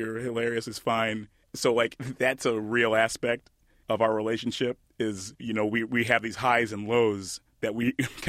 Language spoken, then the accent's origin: English; Detroit, Michigan, United States; My experience in Detroit is kind of unique, but not entirely unique. I went to, growing up